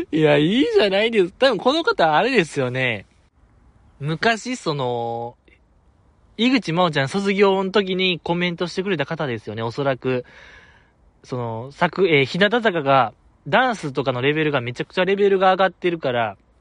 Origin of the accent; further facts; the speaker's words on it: Kansai, Japan; accent: Kansai dialect; 僕結構強めの関西弁で